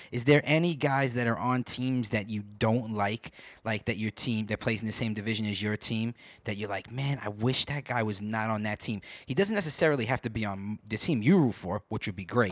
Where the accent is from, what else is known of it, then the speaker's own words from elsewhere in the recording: New York, United States; I grew up in New York